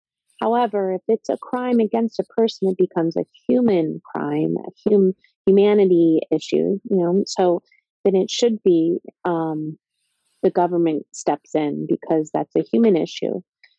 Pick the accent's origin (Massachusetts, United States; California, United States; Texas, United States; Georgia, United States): Georgia, United States; Atlanta; now in New York, United States; You know, like I'm from Atlanta, Georgia. That's where I was born. And I moved around a lot.